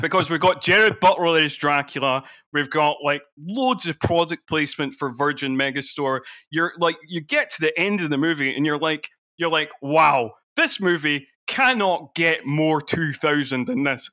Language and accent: English; Edinburgh, Scotland, United Kingdom; I grew up in Edinburgh, so I was always going to fringe shows